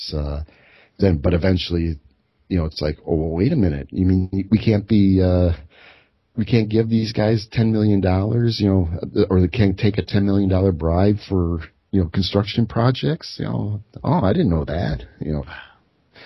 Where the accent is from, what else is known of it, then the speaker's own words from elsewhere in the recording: Chicago, Illinois, United States; I'm from Chicago